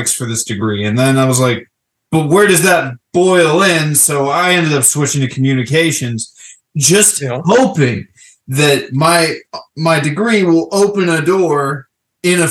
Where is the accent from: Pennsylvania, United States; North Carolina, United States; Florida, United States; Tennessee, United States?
Florida, United States; I'm originally from Florida